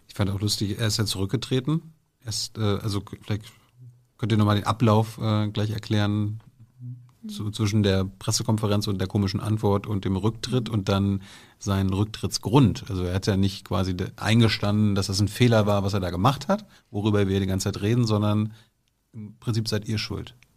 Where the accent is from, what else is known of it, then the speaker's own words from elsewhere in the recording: Mecklenburg-Vorpommern, Germany; moved away; Meine Heimatsministerpräsidentin